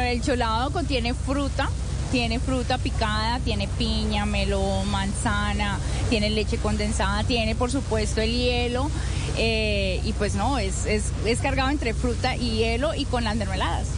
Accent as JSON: {"language": "Spanish", "region": "Valle del Cauca", "country": "Colombia", "said": "qué somos los vallecaucanos? Pues somos alegres, somos festivos, somos coloridos"}